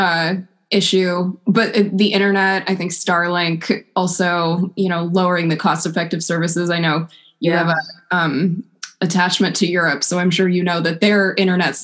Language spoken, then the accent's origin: English; West Coast, United States; now in East Coast, United States; I grew up on the West Coast, which is very different from out here. Now that I live out on the East Coast